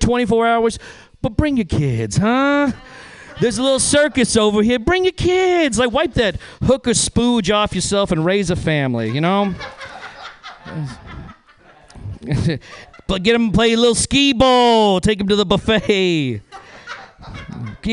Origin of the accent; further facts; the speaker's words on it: Reno, Nevada, United States; moved away; I'm originally from Reno, Nevada